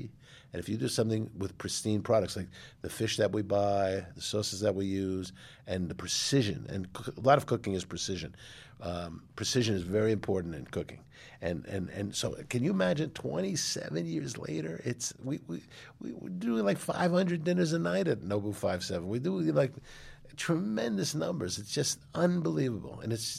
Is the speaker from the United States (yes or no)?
yes; New York, United States; And like, I hate Boston, you know, sports because I'm a New Yorker.